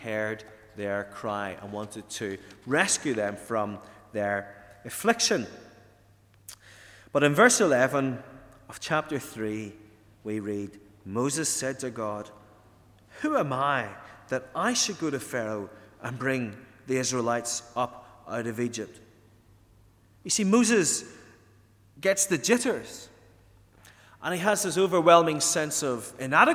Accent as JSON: {"language": "English", "area": "Ardboe, County Tyrone", "region": "Northern Ireland", "country": "United Kingdom", "tie": "born or raised there", "also_born_or_lived": "England", "moved": "yes", "said": "When I was a young lad growing up in Arbrady, which is up in County Tyrone"}